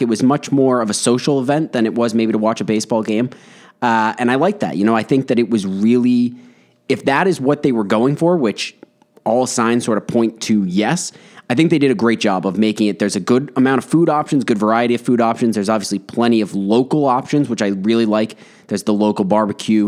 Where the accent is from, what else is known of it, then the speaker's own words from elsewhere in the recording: Westborough, Massachusetts, United States; we grew up in Westboro